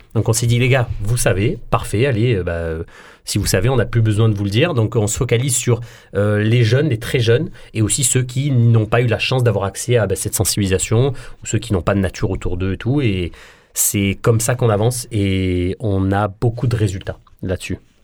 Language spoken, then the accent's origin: French; Marseille, Provence-Alpes-Côte d'Azur, France; on est des Marseillais, et puis on, défend euh, l'amour qu'on a pour notre ville.